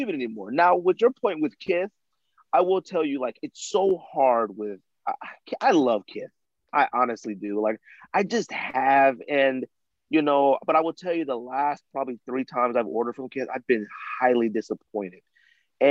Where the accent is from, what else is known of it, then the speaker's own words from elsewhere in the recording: Arizona, United States; moved away as an adult; I was coming from Arizona